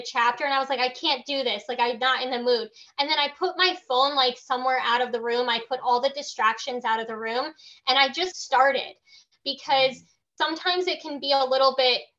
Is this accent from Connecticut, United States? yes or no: yes; Milford, Connecticut, United States; I was born in Milford, Connecticut, where the island is, not like on the island, but I was born in that same city